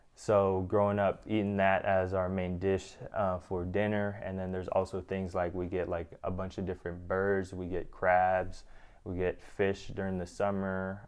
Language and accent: English; Gambell, Alaska, United States; moved away; growing up in Gamble, it's so different